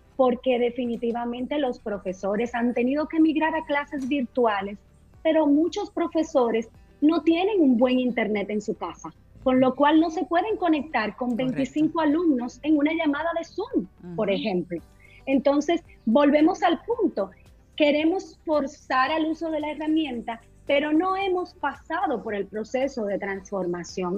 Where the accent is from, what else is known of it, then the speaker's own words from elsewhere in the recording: Dominican Republic; nosotros como dominicanos